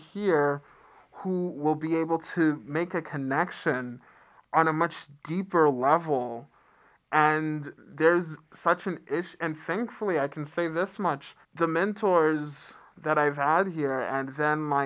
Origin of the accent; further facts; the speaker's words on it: United States; also born or lived in Atlanta, Georgia / The Bronx, New York; now in Western North Carolina, United States; I grew up in Atlanta and the Bronx